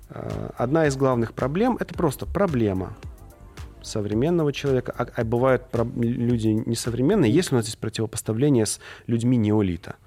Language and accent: Russian; Tula Oblast, Russia; Я сам из Тульской области, ну, живу в Туле